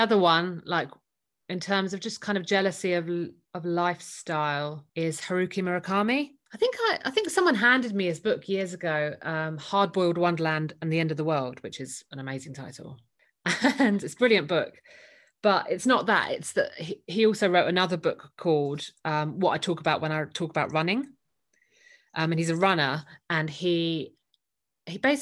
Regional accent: London, United Kingdom; as a Londoner

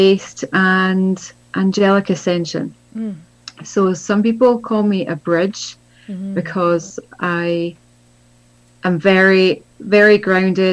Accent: Scotland, United Kingdom; I grew up in Scotland, where I am now

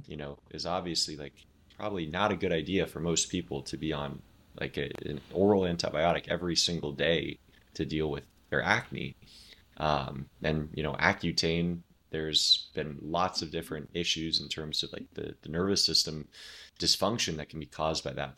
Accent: Oregon, United States; moved away as an adult; now in Florida, United States; I grew up in Oregon

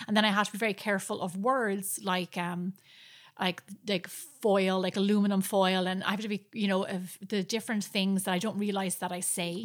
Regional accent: Ireland; moved away

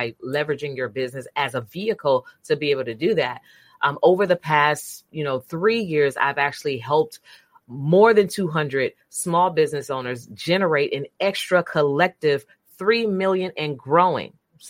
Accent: Brundage, Alabama, United States; So, David, I am from Brundage, Alabama.

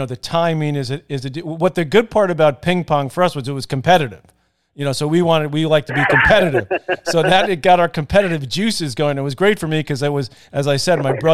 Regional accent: New York City, New York, United States; growing up in Douglaston, Queens

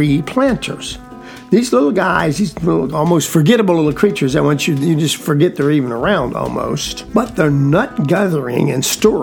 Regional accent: edges of the Okefenokee Swamp, South Georgia, United States; I was raised in South Georgia, extreme South Georgia, on the edges of the Okefenokee Swamp

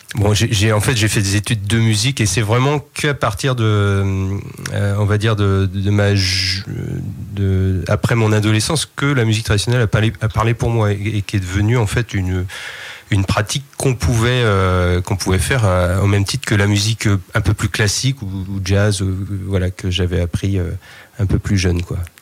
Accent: Saint-Vincent-sur-Oust, Brittany, France; je suis né à Saint-Vincent-sur-Oust, au lieu de la culture traditionnelle en Bretagne

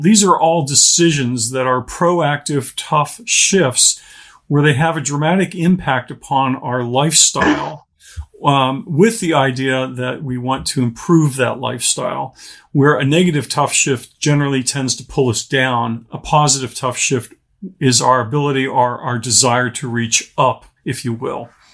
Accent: Pittsburgh, Pennsylvania, United States; moved away as an adult; also born or lived in Charlottesville, Virginia; now in Orlando, United States; I grew up in the Pittsburgh, Pennsylvania area.

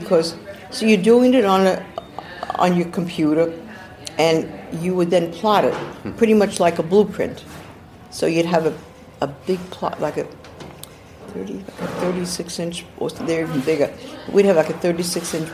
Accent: New York City, New York, United States; also born or lived in Manhattan / New Jersey / Los Angeles; now in City Island, United States; I grew up in Brooklyn, then Manhattan, then went to New Jersey, then went to California, Los Angeles area, and stayed in California for 30 years

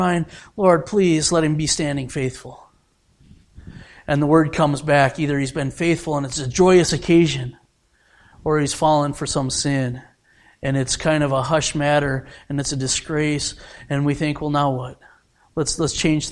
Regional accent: United States; I am an American

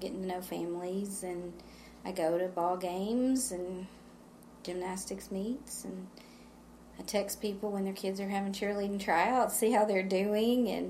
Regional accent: San Angelo, Texas, United States; moved away as an adult; I grew up in San Angelo, but I never attended church at Johnson Street until 2004. We moved back to San Angelo

